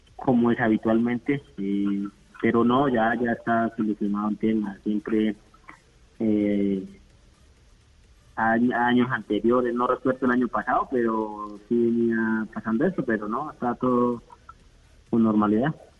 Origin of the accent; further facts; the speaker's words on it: Colombia; todos los colombianos